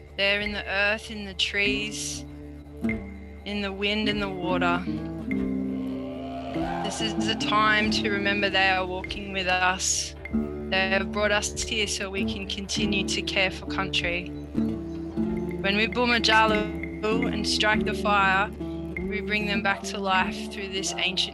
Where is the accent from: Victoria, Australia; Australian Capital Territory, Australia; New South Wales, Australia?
New South Wales, Australia; I'm coming from Minjimbul country, part of the Bundjalung Nation, and I thank the old people for caring for country so well